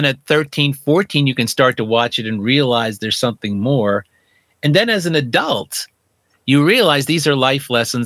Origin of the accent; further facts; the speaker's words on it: New York, United States; I grew up in New York, and a station there, WPIX Channel 11, immediately started rerunning the Twilight Zone